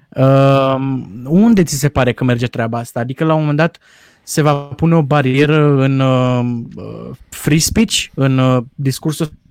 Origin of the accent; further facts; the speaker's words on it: Romania; noi ca români